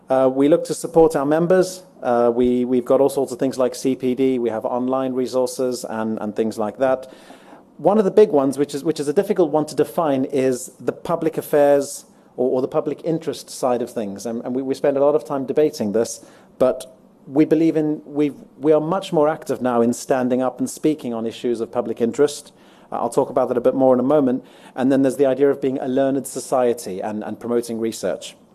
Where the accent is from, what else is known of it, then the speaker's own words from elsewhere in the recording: Johannesburg, Gauteng, South Africa; moved away as an adult; now in London, United Kingdom; I'm, I'm from Joburg originally, but I've been living in London for just over 14 years. My accent's a bit mixed up.